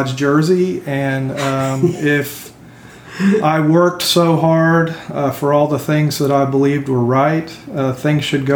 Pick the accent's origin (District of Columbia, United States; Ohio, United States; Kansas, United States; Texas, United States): Texas, United States; Euless; moved away as an adult; also born or lived in Salt Lake City, Utah / California; I grew up in Euless, Texas, which was a small town in the 80s